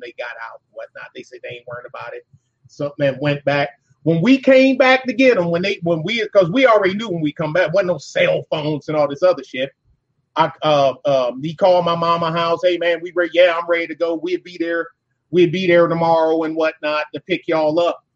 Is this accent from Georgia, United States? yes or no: no; Detroit, Michigan, United States; I'm from Detroit